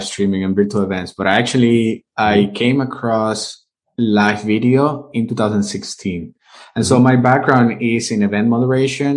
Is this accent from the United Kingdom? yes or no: no; Venezuela; first language Spanish; English is a second language; moved away as an adult; also born or lived in United States; now in Vienna, Austria; I'm originally from Venezuela. That's where I was born and raised. I grew up there.